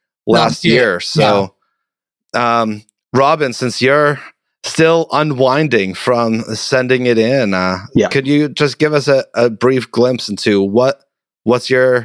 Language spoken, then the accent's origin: English; United States; as an American youth worker